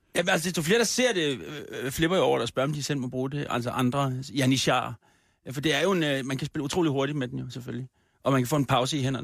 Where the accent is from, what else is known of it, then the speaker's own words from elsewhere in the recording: Copenhagen, Capital Region of Denmark, Denmark; Det er min hjemstavn.